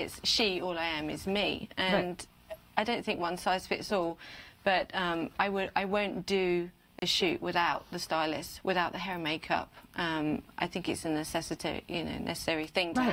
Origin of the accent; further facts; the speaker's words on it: United Kingdom; now in United States; being a Brit in America, I get away with that now. The accent, it makes me sound official